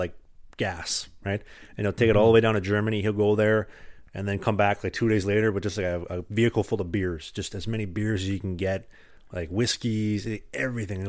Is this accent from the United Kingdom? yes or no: no; Winnipeg, Manitoba, Canada; moved away as an adult; now in Halmstad, Sweden; I'm from Winnipeg, like Manitoba in Canada